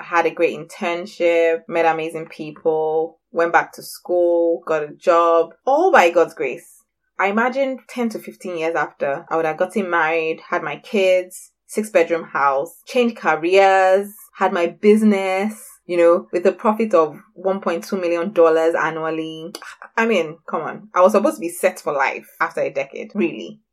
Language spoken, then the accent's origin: English; Nigeria; also born or lived in England; now in Scotland, United Kingdom; work for 2 years in Scotland and then move back to my beautiful West African country, Nigeria